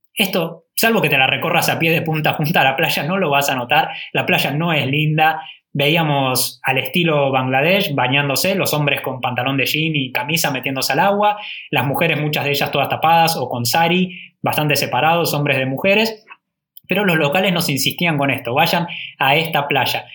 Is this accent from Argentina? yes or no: yes; Argentina; le decimos que somos Argentina